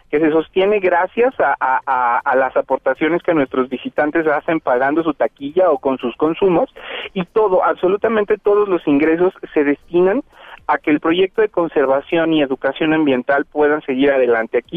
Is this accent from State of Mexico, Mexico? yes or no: yes; State of Mexico, Mexico; somos mexiquenses